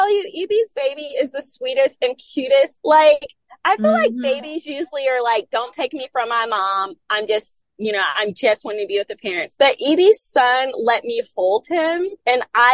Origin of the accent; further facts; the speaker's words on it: Florida, United States; I'm from Florida